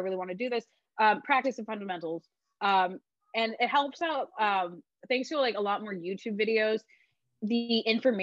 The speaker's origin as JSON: {"language": "English", "town": "Oceanside", "region": "California", "country": "United States", "tie": "born or raised there", "said": "I was born in Oceanside"}